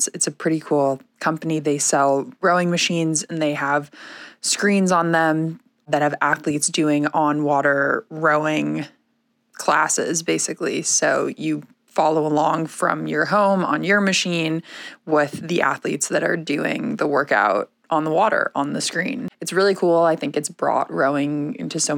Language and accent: English; Weston, Massachusetts, United States; now in Sarasota, United States; I grew up in Weston, Massachusetts